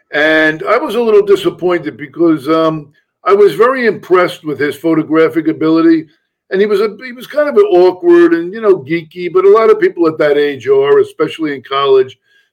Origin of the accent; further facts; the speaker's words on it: Huntington, New York, United States; I did grow up on Long Island in Huntington, New York